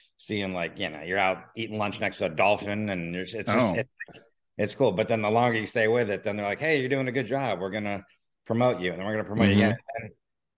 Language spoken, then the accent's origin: English; Miami, Florida, United States; moved away as an adult; now in Los Angeles, United States; I grew up in Miami, and I grew up on the water